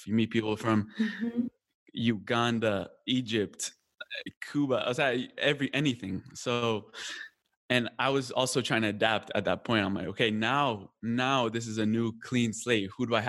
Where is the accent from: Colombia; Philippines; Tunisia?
Colombia; also born or lived in California; now in United States; Now it was like, no, I'm Colombian. I'm from Colombia, you know? No, I'm from Colombia. I'm from Colombia.